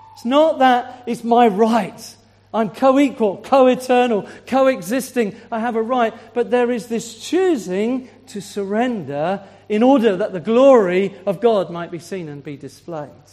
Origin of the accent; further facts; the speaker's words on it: Swindon, South West England, United Kingdom; moved away as an adult; now in Isle of Wight, United Kingdom; I'm from Swindon